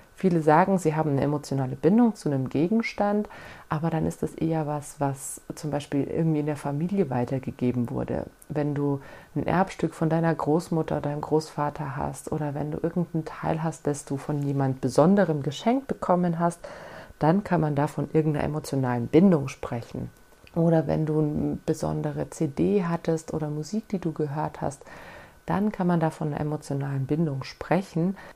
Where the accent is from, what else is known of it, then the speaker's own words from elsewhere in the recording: Germany; bei uns in Deutschland